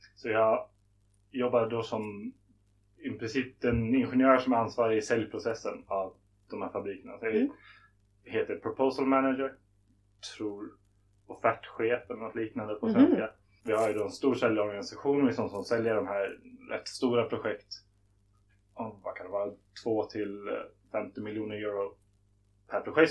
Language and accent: Swedish; Stockholm, Stockholm County, Sweden; moved away as an adult; also born or lived in Lund / Malmö / Beijing; Jag är född i Stockholm men så fort jag kunde flyttade jag ner till Lund och började plugga på LTH